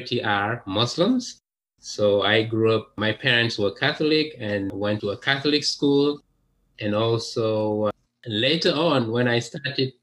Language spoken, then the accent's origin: English; Dakar, Senegal; English is a second language; moved away as an adult; also born or lived in France; now in United States; I was born in Dakar, which is the capital of Senegal in West Africa